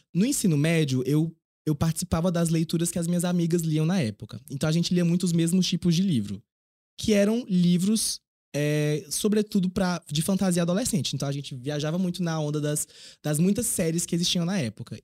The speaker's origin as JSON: {"language": "Portuguese", "region": "Piauí", "country": "Brazil", "also_born_or_lived": "Teresina", "said": "quando eu fui morar em Teresina, na capital do estado, para fazer ensino médio"}